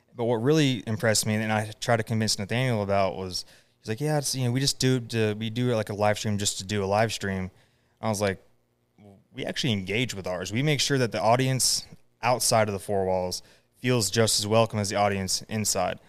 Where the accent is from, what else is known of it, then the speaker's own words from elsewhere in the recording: Raleigh, North Carolina, United States; also born or lived in Cottondale, Florida; I grew up around Raleigh